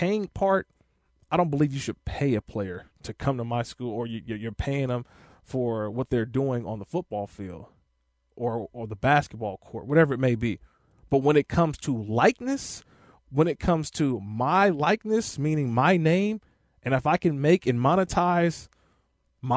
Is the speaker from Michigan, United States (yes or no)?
no; Oakland, California, United States; I grew up in Northern California, played at Bishop O'Dowd High School in Oakland